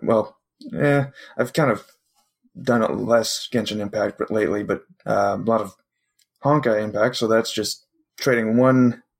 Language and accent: English; Ontario, Canada; I'm from Canada. I'm from Ontario, Canada.